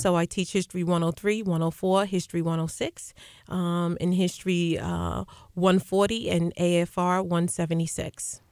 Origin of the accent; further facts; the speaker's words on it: Uniondale, New York, United States; I grew up right here in Unondale, graduate of Unondale High School